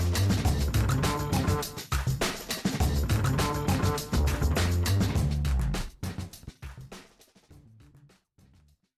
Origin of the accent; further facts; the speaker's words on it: New York, United States; as a New Yorker